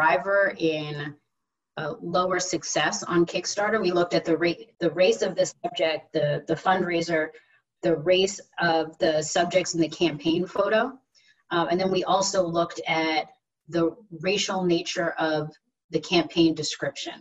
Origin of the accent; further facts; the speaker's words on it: New Jersey, United States; I'm originally from New Jersey, and I've always loved New York City. I grew up about an hour away from there